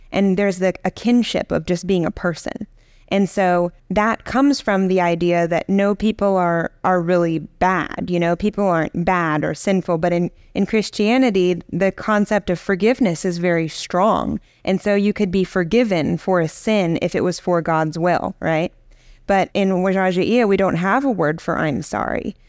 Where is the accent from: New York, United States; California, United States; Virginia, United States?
Virginia, United States; I grew up in Virginia